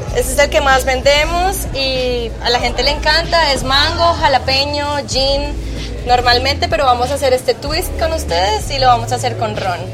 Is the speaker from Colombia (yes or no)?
yes; Colombia; moved away as an adult; now in Antigua Guatemala, Guatemala; soy colombiana